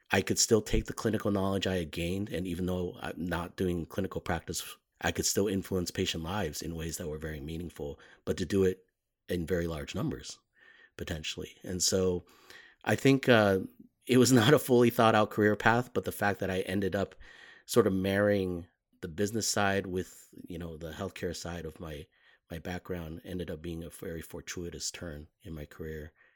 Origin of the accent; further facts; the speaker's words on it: Los Angeles, California, United States; moved away as an adult; I grew up mostly in Los Angeles